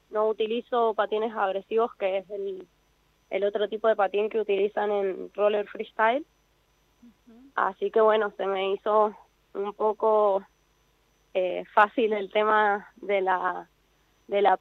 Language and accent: Spanish; San Juan, Argentina; Yo soy de San Juan